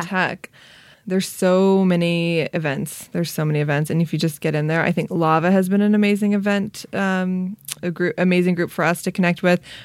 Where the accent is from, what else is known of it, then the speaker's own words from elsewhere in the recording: Long Beach, California, United States; I'm from Long Beach.